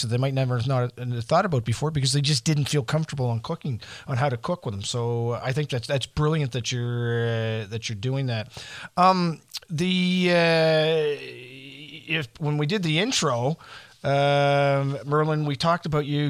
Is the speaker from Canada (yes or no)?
yes; Canada; as a Canadian